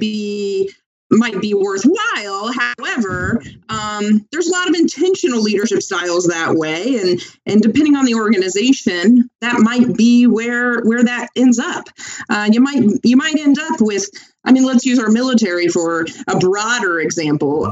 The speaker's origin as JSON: {"language": "English", "town": "Tampa", "region": "Florida", "country": "United States", "tie": "born or raised there", "moved": "yes", "lives_now": "Washington, D.C. area, United States", "said": "am born and raised in Tampa, and then um, lived in a couple of different um, couple different areas of the country"}